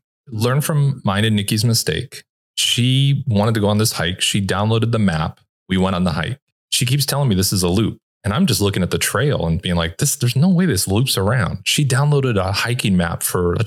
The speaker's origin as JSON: {"language": "English", "town": "Los Angeles", "region": "California", "country": "United States", "also_born_or_lived": "Orange County, California", "moved": "as an adult", "said": "I'm originally from Los Angeles and Orange County, Southern California."}